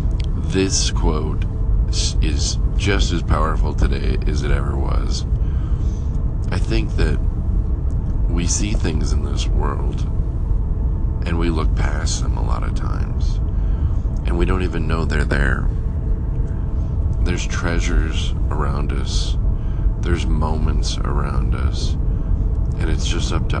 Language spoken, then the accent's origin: English; Lakewood, California, United States; I'm from California, and he said, I'm from California, and I said, well, I was born in Lakewood